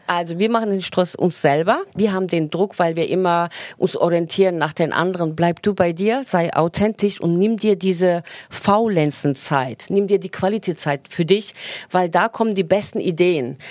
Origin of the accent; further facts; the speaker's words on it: Turkey; moved away; Wir sind in der Türkei groß geworden